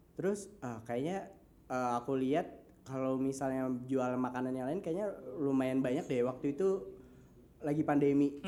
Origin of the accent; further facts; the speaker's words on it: Banjarmasin, South Kalimantan, Indonesia; also born or lived in Bandung; kita dari Banjarmasin dan berbisnisnya di Jawa, bahkan di US